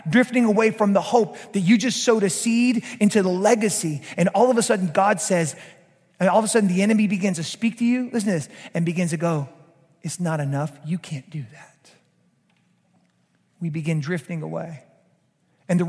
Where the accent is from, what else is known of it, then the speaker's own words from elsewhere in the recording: Georgia, United States; now in South Louisiana, United States; a Georgia boy like me, a former Georgia boy like me